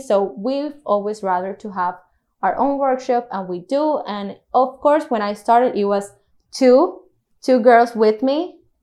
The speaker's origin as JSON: {"language": "English", "town": "Cartagena", "region": "Bolívar", "country": "Colombia", "tie": "born or raised there", "said": "I was born and raised here in Cartagena"}